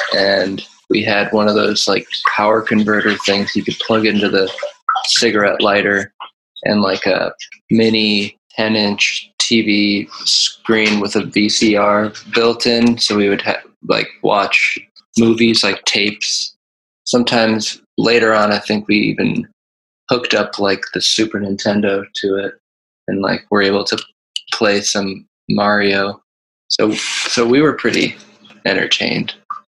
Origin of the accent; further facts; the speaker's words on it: Ohio, United States; I grew up in Ohio, which is like northeast